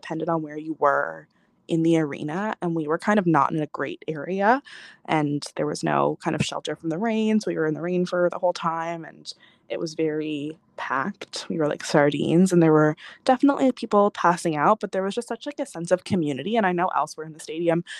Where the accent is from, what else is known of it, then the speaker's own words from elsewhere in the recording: Newfoundland and Labrador, Canada; I'm from Newfoundland, so we don't get any concerts here